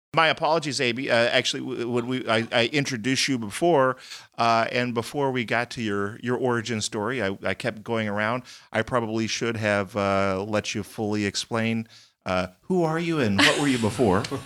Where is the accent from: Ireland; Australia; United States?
United States; Texas; moved away; I grew up in Texas